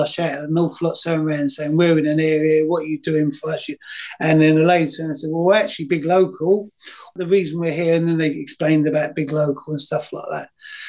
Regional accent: East of England, United Kingdom; So I always call myself quite lucky when I moved into the area, because I was originally from Essex.

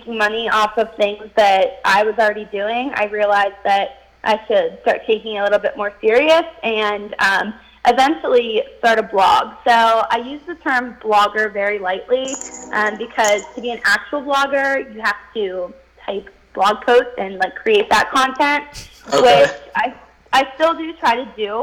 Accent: Wheeling, West Virginia, United States; I am from West Virginia. I've lived in Wheeling my whole life.

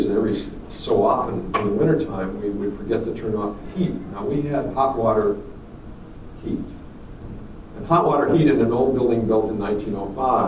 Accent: Goshen, Indiana, United States; I was a kid growing up in Goshen, Indiana

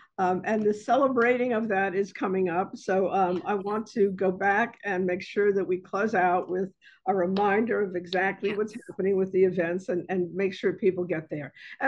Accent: Bronx, New York, United States; But, you know, when people ask me where I'm from, I say I'm from the South Bronx.

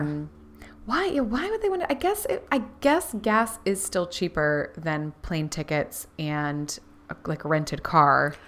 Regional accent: Florida, United States; we grew up in Florida

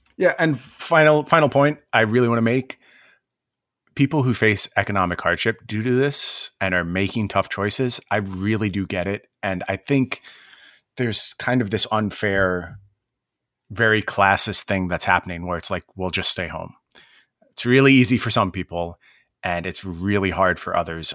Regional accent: Seattle, Washington, United States; my hometown

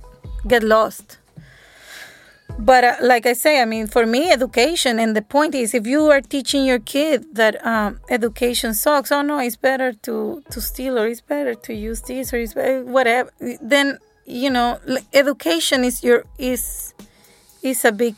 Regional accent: El Salvador; I'm from El Salvador, me too.

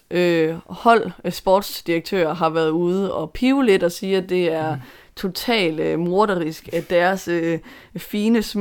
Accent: Denmark; Men jeg er vel dansker.

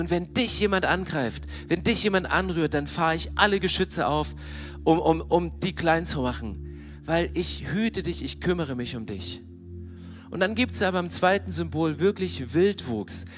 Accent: near Herrnhut, Saxony, Germany; Ich bin in der Nähe von Hernoth groß geworden

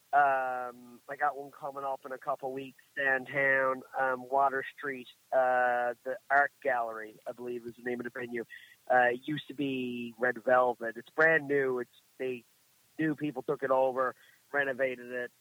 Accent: Marystown, Newfoundland and Labrador, Canada; I'm from Marystown

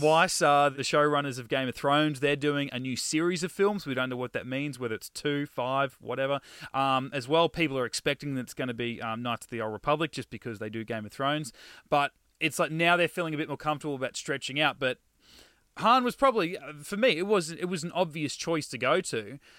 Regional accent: Australia; we're Australian

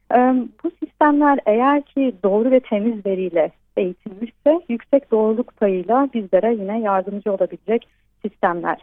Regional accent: Turkey; first language Turkish; now in Szeged, Hungary; güzel ülkeme ve güzel ülkemin güzel insanlarına

